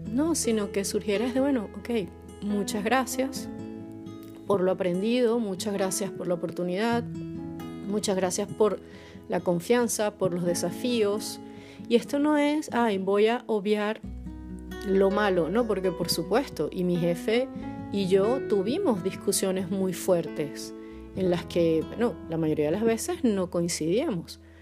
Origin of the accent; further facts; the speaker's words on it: Caracas, Capital District, Venezuela; moved away as an adult; now in Poland; soy caraqueña, pero vivo en Polonia desde hace poco más de dos años